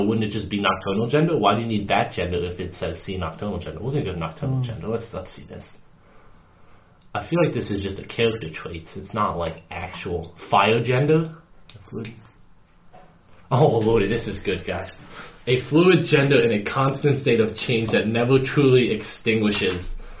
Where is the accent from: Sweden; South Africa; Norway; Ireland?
Sweden; first language en; I consider English as my mother tongue, even though I was born and raised in Sweden.